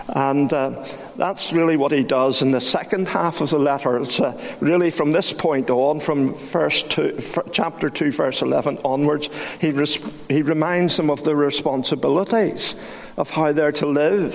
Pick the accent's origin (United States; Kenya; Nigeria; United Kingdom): United Kingdom; Belfast, Northern Ireland; I was brought up in Great Victoria Street Baptist Church